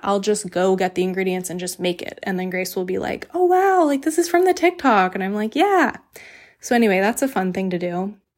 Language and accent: English; the South, United States; I grew up in the South